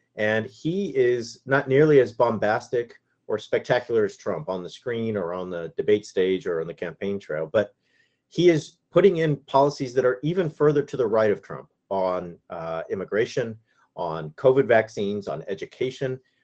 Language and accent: English; Yorba Linda, California, United States; my hometown is the hometown of Richard Nixon. So, uh, my, my, I grew up, uh, two miles from Nixon's birthplace